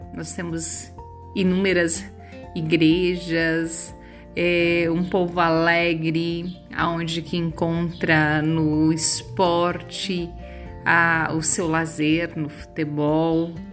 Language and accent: Portuguese; Santa Catarina, Brazil; now in Itanhangá, Brazil; sou catarinense